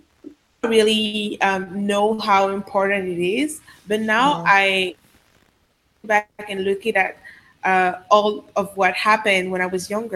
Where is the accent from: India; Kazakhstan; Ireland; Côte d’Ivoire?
Côte d’Ivoire; first language Sango; English is a second language; also born or lived in Paris, France; now in Dakar, Senegal; I was born in Paris, but I grew up in Côte d'Ivoire for the most part of my life before going back to Paris again.